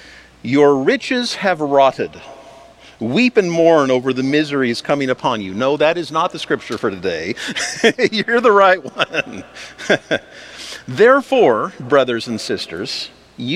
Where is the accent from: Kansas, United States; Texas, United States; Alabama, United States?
Kansas, United States; Wichita; when I was growing up in Wichita